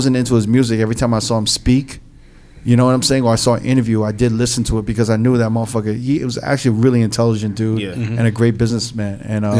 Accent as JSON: {"language": "English", "region": "New York", "country": "United States", "moved": "yes", "said": "me and Neva, we're from New York"}